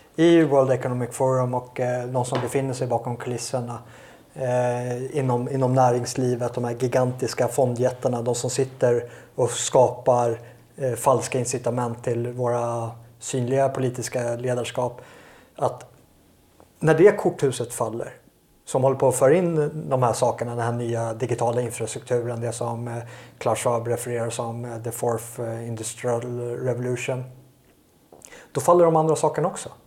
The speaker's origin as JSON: {"language": "Swedish", "country": "Sweden", "said": "jag är ju svensk och jag vill ju bo i Sverige"}